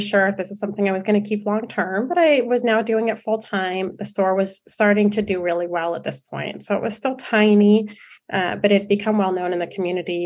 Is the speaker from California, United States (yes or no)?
yes; San Francisco, California, United States; moved away as an adult; also born or lived in Santa Barbara; I'm from San Francisco originally